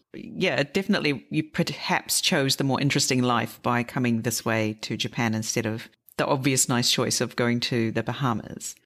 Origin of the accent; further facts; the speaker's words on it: New Zealand; I'm from New Zealand